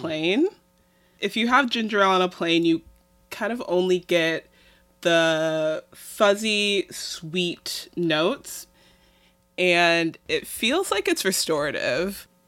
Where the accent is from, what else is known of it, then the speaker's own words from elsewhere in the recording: Midwest, United States; I'm Midwestern